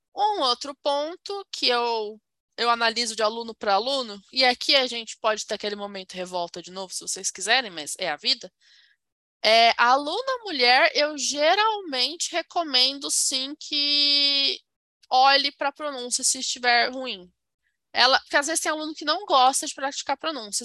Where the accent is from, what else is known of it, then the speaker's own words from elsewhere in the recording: Brazil; eu sou brasileira